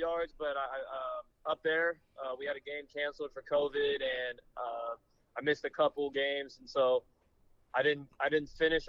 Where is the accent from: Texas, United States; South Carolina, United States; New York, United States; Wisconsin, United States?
Texas, United States; Flower Mound; I am born and raised Flower Mound, Texas, outside of Dallas.